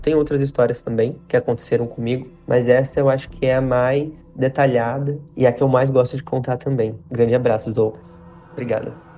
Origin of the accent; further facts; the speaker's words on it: Paraná, Brazil; also born or lived in Curitiba; now in São Paulo, Brazil; Eu moro em São Paulo, mas eu nasci e cresci no Paraná